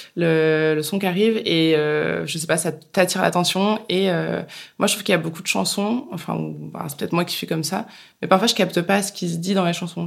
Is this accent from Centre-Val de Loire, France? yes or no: yes; Bourges, Centre-Val de Loire, France; Alors moi, je viens de Bourges, j'ai fait le printemps de Bourges, euh, j'ai 30 ans